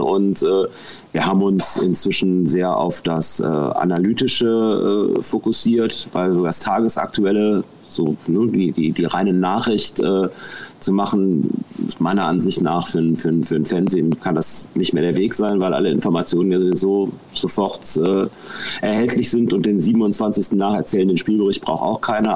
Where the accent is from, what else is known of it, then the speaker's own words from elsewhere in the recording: Mönchengladbach, North Rhine-Westphalia, Germany; ich komme aus Mönchengladbach, ich bin mehr oder weniger im Schatten des Bökelberg groß geworden